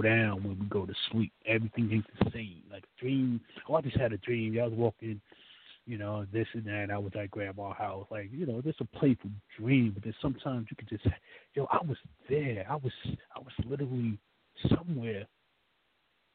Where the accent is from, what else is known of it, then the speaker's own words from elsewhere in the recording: New York, United States; I'm from New York